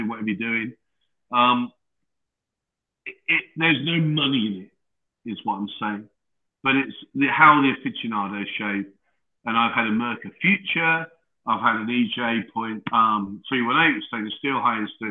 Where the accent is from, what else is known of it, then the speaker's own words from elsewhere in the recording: Lowestoft, East of England, United Kingdom; I was born in Lowestoft in Suffolk